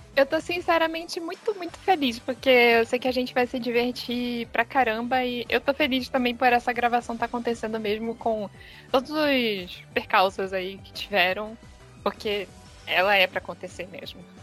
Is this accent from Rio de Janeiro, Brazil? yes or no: yes; Rio de Janeiro, Brazil; now in Arraial do Cabo, Brazil; Eu sou do Rio de Janeiro, mas eu tô morando em Arraial do Cabo